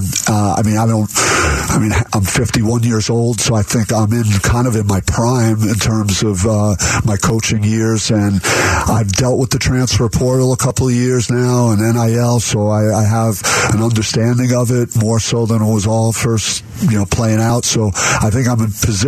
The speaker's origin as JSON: {"language": "English", "region": "East Coast", "country": "United States", "moved": "yes", "lives_now": "Arizona, United States", "said": "I feel like Arizona feels like home to me, even though I'm from the East Coast. I've built a life out here"}